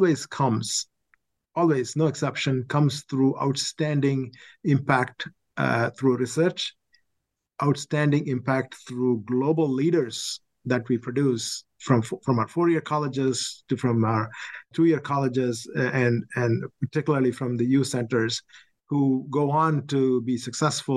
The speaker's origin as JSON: {"language": "English", "town": "Chennai", "region": "Tamil Nadu", "country": "India", "tie": "born or raised there", "also_born_or_lived": "Oxford, Ohio / Syracuse, New York / Virginia", "moved": "as an adult", "lives_now": "New York, United States", "said": "I grew up in India, one of the longest beaches in Madras"}